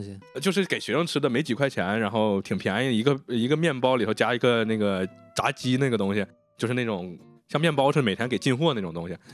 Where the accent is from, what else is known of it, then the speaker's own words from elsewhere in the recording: Northeast China, China; 我是东北人，我姥姥她不都是东北人，但是其实我们说的话，除了东北话，还有好多是这种北京传过去的一些俏皮话，嗯谚语